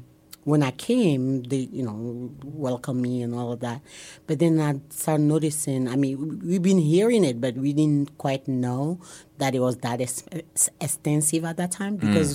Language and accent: English; Togo; moved away as an adult; now in Omaha, United States; And I come from Togo. T-O-G-O is on the west coast of Africa.